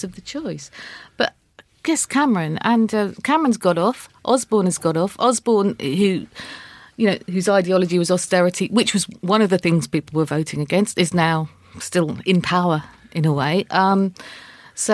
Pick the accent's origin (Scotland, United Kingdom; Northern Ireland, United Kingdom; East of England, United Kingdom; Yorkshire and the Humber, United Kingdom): East of England, United Kingdom; Suffolk; now in London, United Kingdom; I come from Suffolk